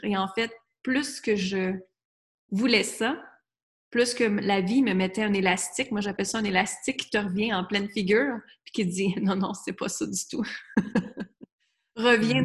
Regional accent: Quebec, Canada; moved away as an adult; also born or lived in United States; à l'âge de 20 ans, moi, je suis partie du Québec, j'étais vivre aux États-Unis

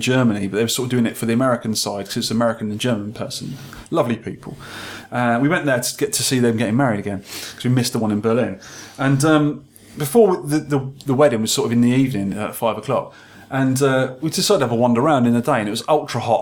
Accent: Scotland, United Kingdom; I'm Scottish

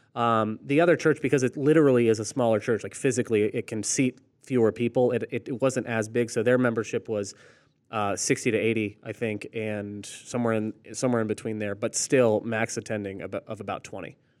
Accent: Orlando, Florida, United States; moved away as an adult; also born or lived in Chattanooga, Tennessee / Rock Hill, South Carolina; I grew up in Orlando, then go to Chattanooga, and then ended up in Rock Hill, South Carolina

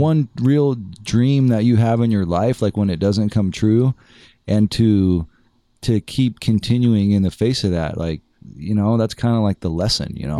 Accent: El Segundo, California, United States; also born or lived in San Diego; now in Los Angeles, United States; I'm from El Segundo

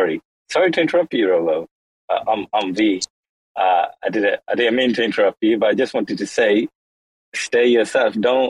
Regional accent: London, United Kingdom; born there; moved away; also born or lived in Kashmir; I was actually born in London. I was born in the UK, but then I moved abroad to Asia, and I moved to Kashmir.

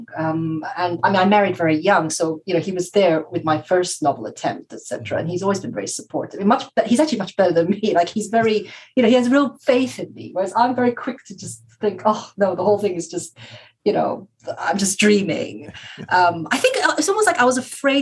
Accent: Taiwan; I'm from Taiwan

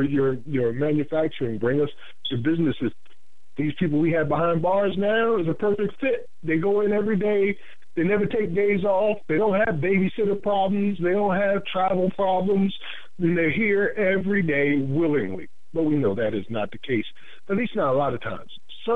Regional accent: New Jersey, United States; This is my home state, New Jersey

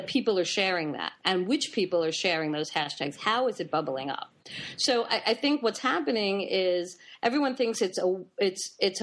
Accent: New York, United States; I grew up in New York

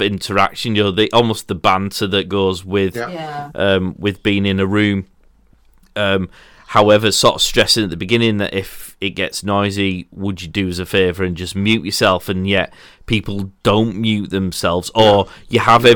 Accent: Yorkshire and the Humber, United Kingdom; as a Yorkshireman

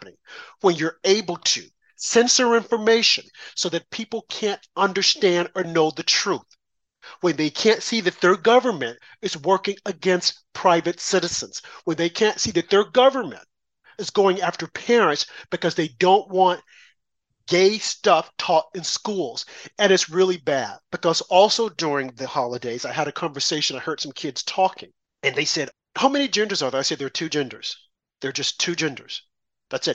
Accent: United States; I'm a black American

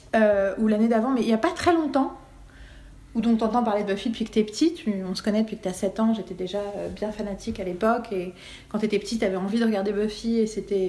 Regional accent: France

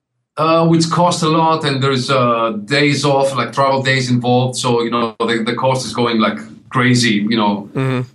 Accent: Greece; I was born in Greece. I still live in Greece, actually.

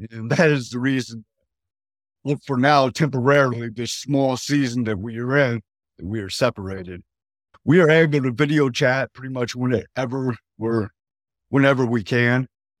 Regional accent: Detroit, Michigan, United States; Yes, praise God. I'm from Detroit, Michigan. I'm currently a truck driver.

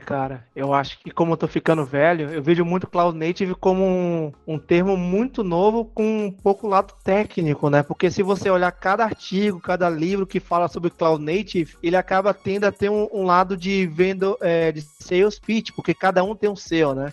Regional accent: Salvador, Bahia, Brazil; accent: Bahian; now in Portugal; Hoje eu moro em Portugal e eu sou de Salvador. Acho que vocês repararam ao longo do podcast, meu sotaque é autêntico

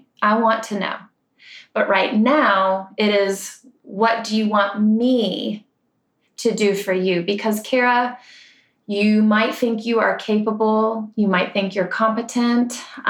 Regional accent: Ireland; but I like to also call them the Celtic rhythms because I'm Irish and that just feels good.

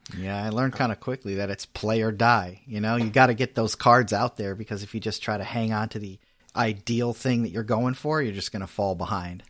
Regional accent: Connecticut, United States; I'm from Connecticut

